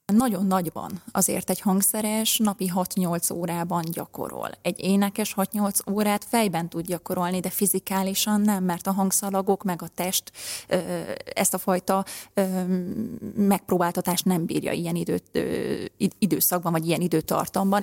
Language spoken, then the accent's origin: Hungarian; Komló, Baranya, Hungary; Komlói származású vagyok, és ott a helyi ének zenetagozatos általános iskolába lettem ráadásul beiratva